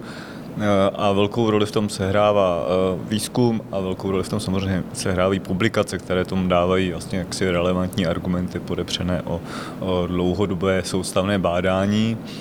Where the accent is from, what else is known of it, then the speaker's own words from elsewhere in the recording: Děčín, Ústí nad Labem Region, Czechia; pocházím z Děčína a vyrůstal jsem v 70. a 80. letech v, eh, ve městě